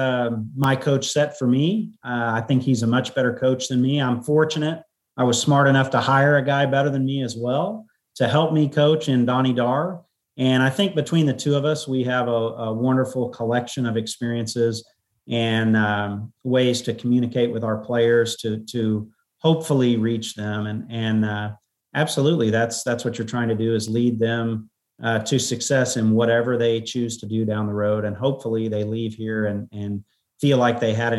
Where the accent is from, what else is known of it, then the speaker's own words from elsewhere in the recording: College Station, Texas, United States; moved away; I grew up in College Station.